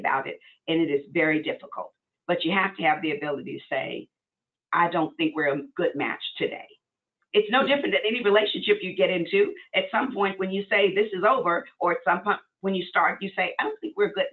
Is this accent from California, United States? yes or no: no; Arkansas, United States; I'm from Arkansas, so I mean, very racist kind of place we grew up